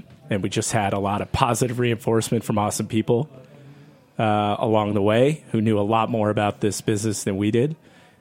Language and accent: English; Freehold, New Jersey, United States; moved away; also born or lived in Wildwood, New Jersey / Brazil; I'm originally from New Jersey